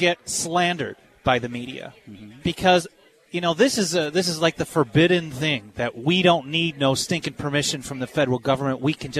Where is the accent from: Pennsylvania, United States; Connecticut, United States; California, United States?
California, United States; my home state of California